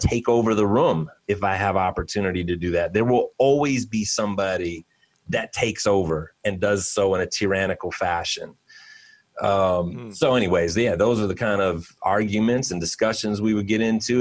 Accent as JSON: {"language": "English", "town": "Cleveland", "region": "Ohio", "country": "United States", "said": "I am from Cleveland. Um, and very much a city boy myself"}